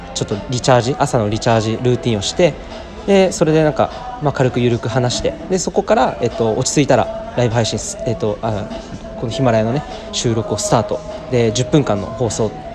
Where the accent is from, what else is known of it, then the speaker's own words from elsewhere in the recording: Saitama, Japan; 今ですね地元埼玉新都心に、えー、来ています